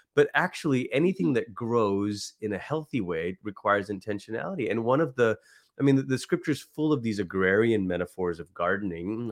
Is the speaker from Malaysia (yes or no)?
yes; Malaysia; also born or lived in Oklahoma; now in United States; growing up in Malaysia, so I'm a first generation immigrant